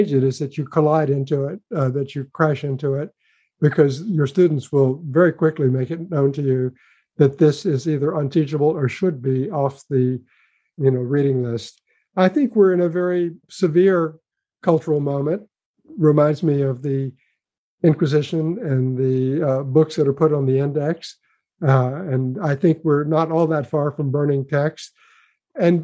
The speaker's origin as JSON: {"language": "English", "town": "Memphis", "region": "Tennessee", "country": "United States", "tie": "born or raised there", "moved": "yes", "said": "I grew up in Memphis, Tennessee"}